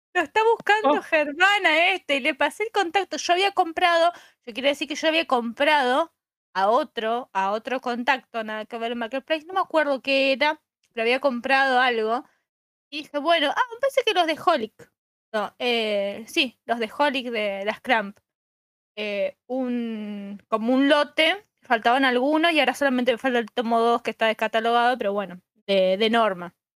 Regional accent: Santa Fe, Argentina; yo soy de Santa Fe Capital

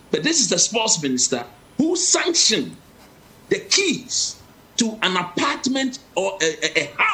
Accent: Ghana; I'm a Ghanaian, I'm a local coach.

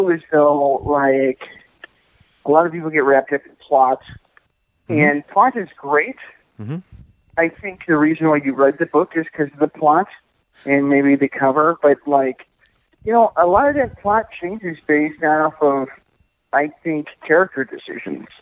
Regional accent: Illinois, United States; moved away as an adult; now in Minnesota, United States; I'm from Illinois

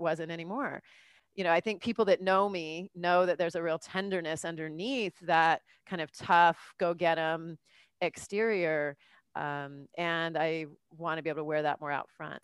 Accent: Southern California, United States; moved away as an adult; also born or lived in New York; now in Los Angeles, United States; I'm from Cal, you know, Southern California

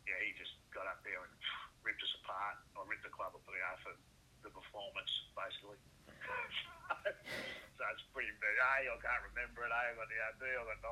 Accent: Essendon, Victoria, Australia; I was born in Essendon. I went to Essendon State School.

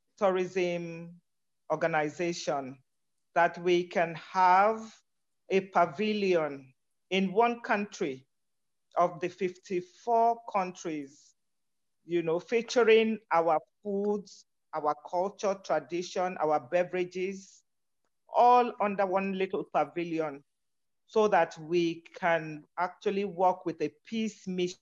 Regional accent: Nigeria; I'm from Nigeria.

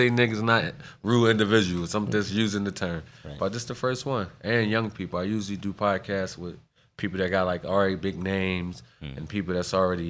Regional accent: Philadelphia, Pennsylvania, United States; That's why I'm from North.

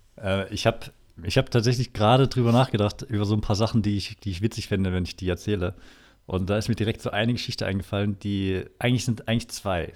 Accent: Erfurt, Thuringia, Germany; now in Cologne, Germany; ich komme aus Erfurt

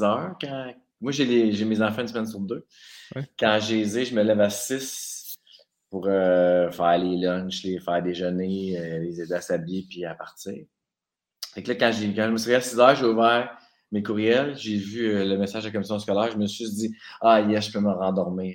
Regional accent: Saint-Jérôme, Quebec, Canada; also born or lived in Abitibi, Quebec; de 8 à 18, on a déménagé à Laurentides

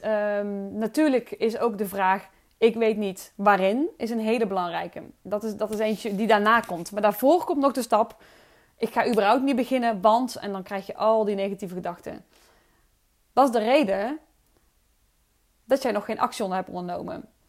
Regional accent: Oosterhout, North Brabant, Netherlands; accent: soft G; ik kom uit Oosterhout. Ik opereer onder geluk met de zachte G, drie keer waar dat ligt Oosterhout.

